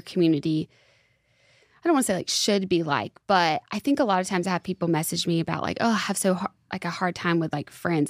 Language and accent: English; Alabama, United States; also born or lived in Santa Monica, California; now in Nashville, United States; I'm originally from Alabama